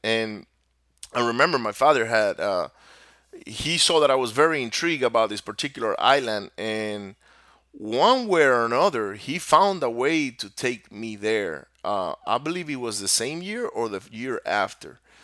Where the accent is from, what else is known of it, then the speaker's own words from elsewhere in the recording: Venezuela; first language Spanish; English is a second language; moved away as an adult; now in United States; I was born here in the U S in the States, but I was raised down in Venezuela, and my parents are both from Venezuela. So my native language is actually Spanish